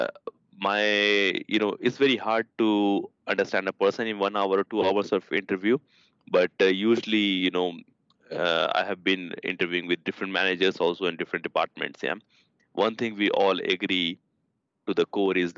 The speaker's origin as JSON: {"language": "English", "country": "India", "tie": "born or raised there", "moved": "as an adult", "lives_now": "Sweden", "said": "I come from India, my background, my education, because there the education system is a bit different"}